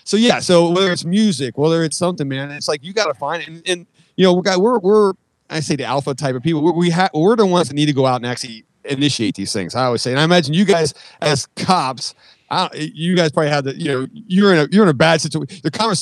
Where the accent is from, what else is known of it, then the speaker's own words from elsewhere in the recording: San Francisco, California, United States; I'm like, dude, I grew up in San Francisco.